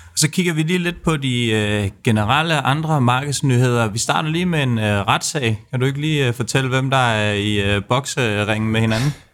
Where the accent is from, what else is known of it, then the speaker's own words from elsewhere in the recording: Denmark; man bliver lidt lille smule stolt som, øh, som dansker